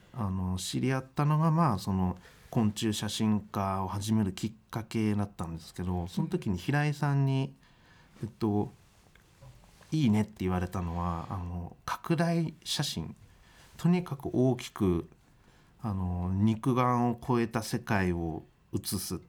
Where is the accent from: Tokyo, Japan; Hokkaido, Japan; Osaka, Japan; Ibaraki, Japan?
Ibaraki, Japan; 地元が茨城なんですけどその自然は豊かなんです